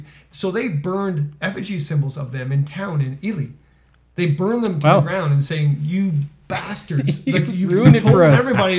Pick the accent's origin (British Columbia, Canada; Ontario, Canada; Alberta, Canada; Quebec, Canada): Ontario, Canada; Milton; now in Peterborough, Canada; when I moved up here, I'm from Milton originally, when it was a cow town, a farm community. And I moved up to Peterborough